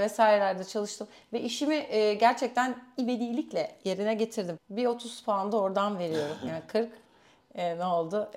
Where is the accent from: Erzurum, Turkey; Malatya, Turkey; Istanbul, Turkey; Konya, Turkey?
Istanbul, Turkey; Hemen İstanbul, from İstanbul